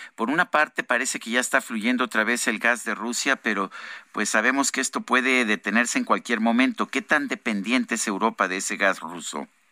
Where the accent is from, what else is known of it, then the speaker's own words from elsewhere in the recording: Mexico; somos los ciudadanos mexicanos